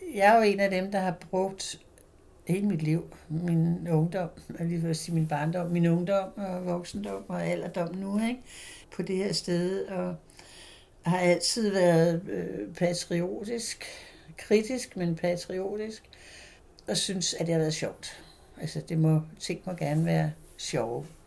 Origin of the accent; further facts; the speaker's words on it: Frederiksberg, Capital Region of Denmark, Denmark; also born or lived in Christiania, Copenhagen; født og opvokset på Frederiksberg